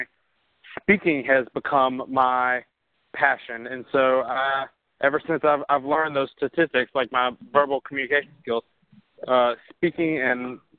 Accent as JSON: {"language": "English", "town": "Mobile", "region": "Alabama", "country": "United States", "also_born_or_lived": "High Point, North Carolina", "moved": "as an adult", "lives_now": "Birmingham, United States", "said": "I'm from Mobile, Alabama, and now I am living in Birmingham, Alabama, and kind of North Carolina"}